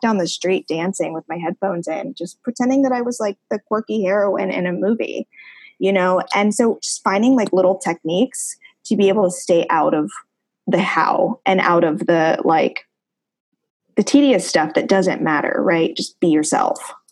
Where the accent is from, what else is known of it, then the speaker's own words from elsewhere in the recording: Ohio, United States; moved away as an adult; living in my hometown